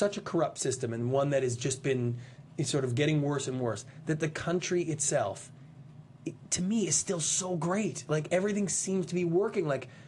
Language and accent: English; Canada; now in United States; I'm a Canadian. I immigrated to this country. I'm in love with America. I always have been since I was 8 years old.